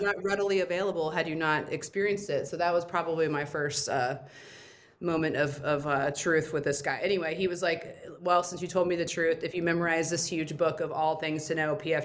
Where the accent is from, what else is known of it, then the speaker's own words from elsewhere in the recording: Indiana, United States; also born or lived in San Antonio, Texas / Florida; now in Phoenix, United States; I was born in San Antonio, but I grew up in Indiana and then lived in Florida for a while.